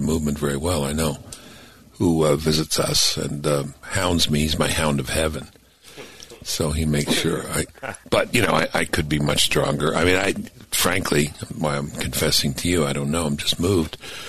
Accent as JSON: {"language": "English", "town": "New York City", "region": "New York", "country": "United States", "tie": "born or raised there", "said": "I grew up in Brooklyn"}